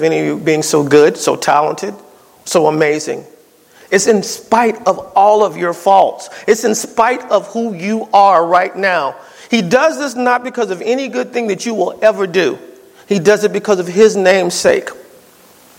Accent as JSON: {"language": "English", "region": "East Coast", "country": "United States", "moved": "yes", "said": "I'm from the East Coast"}